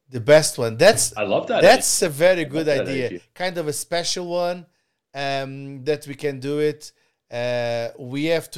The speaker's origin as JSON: {"language": "English", "country": "Canada", "said": "We are truly Canadian"}